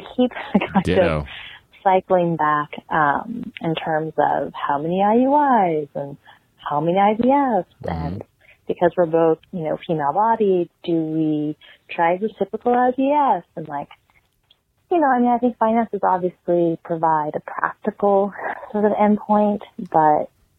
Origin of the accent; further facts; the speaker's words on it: Southern California, United States; accent: West Coast; moved away; also born or lived in Berkeley, California / Portland, Oregon; I'm originally from the West Coast. I don't know if you can tell with my accent. Originally from Southern California, UC Berkeley, and then Portland, Oregon.